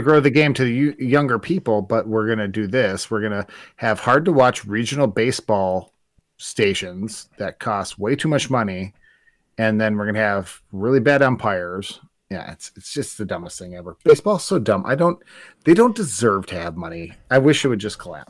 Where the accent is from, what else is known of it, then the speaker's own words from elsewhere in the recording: Spooner, Wisconsin, United States; also born or lived in Duluth, Minnesota; where I grew up in Spooner